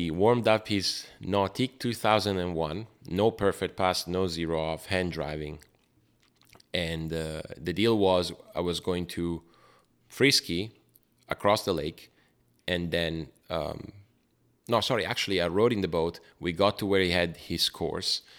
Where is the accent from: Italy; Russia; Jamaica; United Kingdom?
Italy; Brescia, Lombardy; I was growing up in Brescia